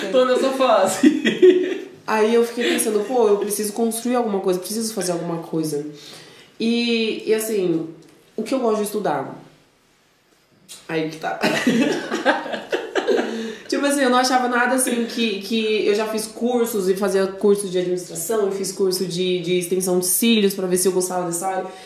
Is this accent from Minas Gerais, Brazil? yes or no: no; São Paulo, Brazil; Sou, sou daqui de São Paulo.